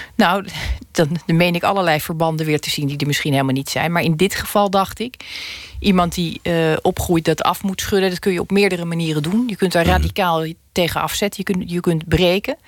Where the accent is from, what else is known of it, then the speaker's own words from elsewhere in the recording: Schouwen-Duiveland, Zeeland, Netherlands; ik ben opgegroeid op Schouwen-Duiveland